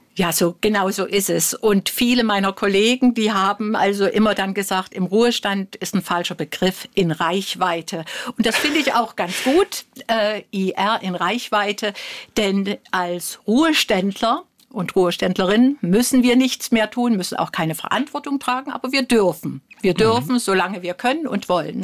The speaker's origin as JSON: {"language": "German", "town": "Dresden", "region": "Saxony", "country": "Germany", "tie": "born or raised there", "also_born_or_lived": "Coventry, England", "said": "Dresden ist nun mal meine Heimatstadt."}